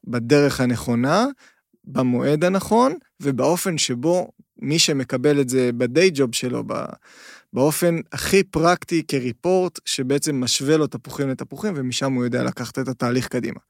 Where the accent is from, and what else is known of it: Israel